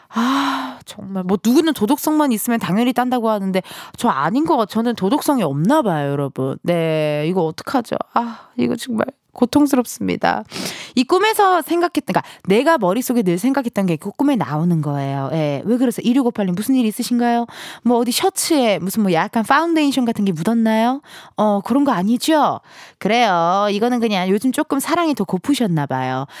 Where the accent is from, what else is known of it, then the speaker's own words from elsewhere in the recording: Incheon, South Korea; 저도 인천의 엠버서더로서